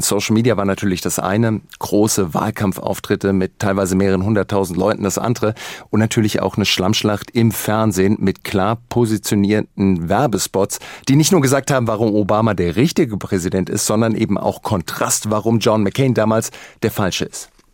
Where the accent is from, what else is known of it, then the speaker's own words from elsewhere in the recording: Germany; bei uns in Deutschland